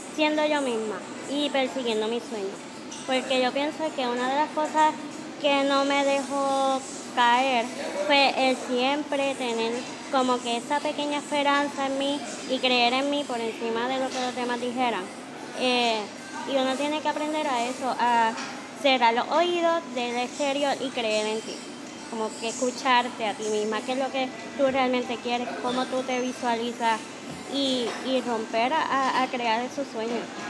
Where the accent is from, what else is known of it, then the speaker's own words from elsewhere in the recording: Ponce, Puerto Rico; soy de Ponce